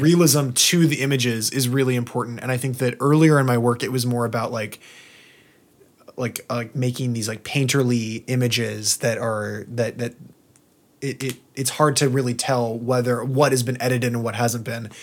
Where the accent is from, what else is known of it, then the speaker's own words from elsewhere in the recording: Southern Oregon, United States; now in Portland, United States; actually in Southern Oregon near my hometown